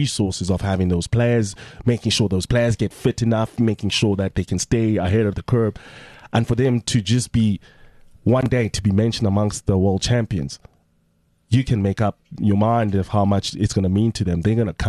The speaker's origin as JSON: {"language": "English", "country": "South Africa", "said": "as a South African"}